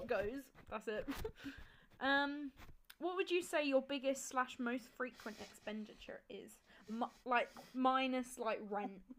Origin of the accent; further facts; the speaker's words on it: Kent, South East England, United Kingdom; I'm from Kent and I do law, third year